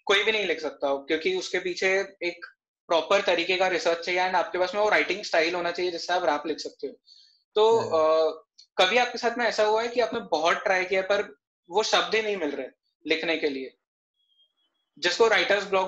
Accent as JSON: {"language": "Hindi", "town": "Mumbai", "region": "Maharashtra", "country": "India", "said": "पहुंच गई क्योंकि मैं मुंबई से हूँ"}